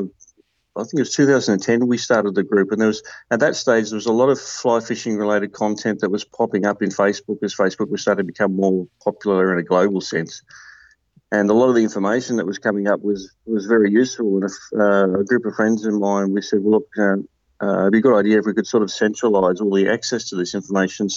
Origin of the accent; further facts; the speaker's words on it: Tasmania, Australia; moved away as an adult; now in Victoria, Australia; I grew up in Tasmania, down in the southern part of Australia